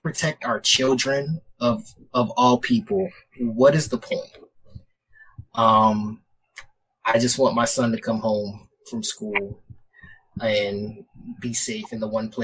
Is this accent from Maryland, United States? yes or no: yes; Baltimore, Maryland, United States; I'm from Baltimore